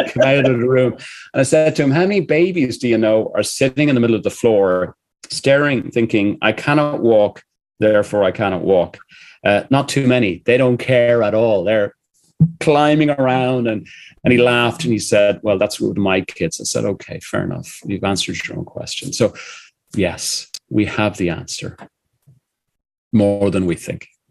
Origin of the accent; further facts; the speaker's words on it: Ireland; I'm an Irishman